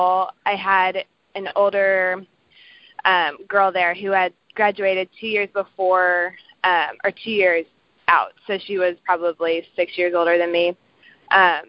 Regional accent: Kansas City, United States; I'm from Kansas City, like Paul said. I work at a children's hospital right now in Kansas City

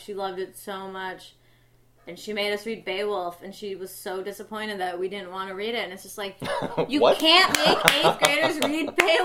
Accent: Madison to Columbus, Wisconsin, United States; When I was in sixth grade, I moved from Madison to a small town called Columbus, Wisconsin.

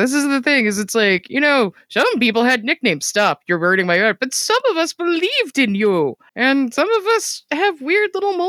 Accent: Canada; I'm Canadian.

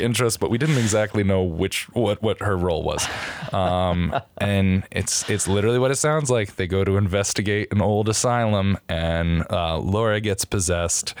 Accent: Connecticut, United States; moved away as an adult; now in New York, United States; I'm from Connecticut

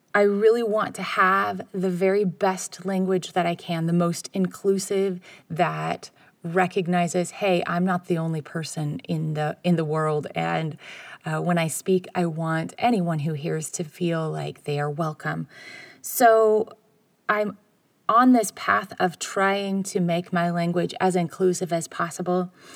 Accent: United States; I'm from America

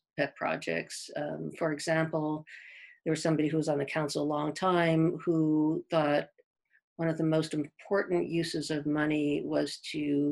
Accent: East Coast, United States; moved away as an adult; also born or lived in the South (US); now in Sun Valley, United States; I'm from the East Coast, and I lived down in the South for a while

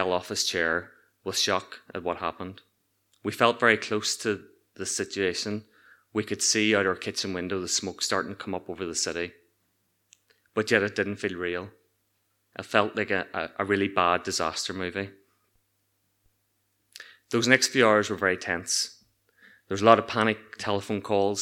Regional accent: Ireland; moved away as an adult; also born or lived in Newark; we were commonly known as the Irish kids

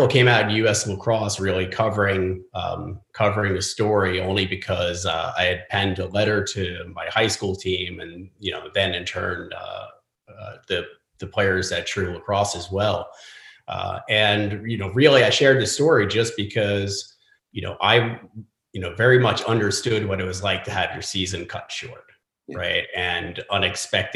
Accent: Garden City, New York, United States; moved away as an adult; also born or lived in Chicago; now in North Carolina, United States; growing up in Garden City on Long Island, that was, very much a bubble

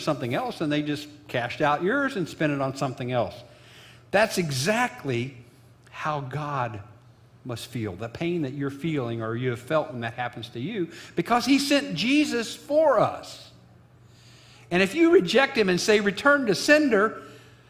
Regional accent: Illinois, United States; my hometown of Illinois

